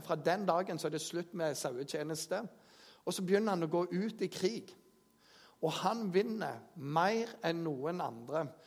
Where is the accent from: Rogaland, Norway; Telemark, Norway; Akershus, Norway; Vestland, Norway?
Rogaland, Norway; Jæren; jeg kommer fra Jæren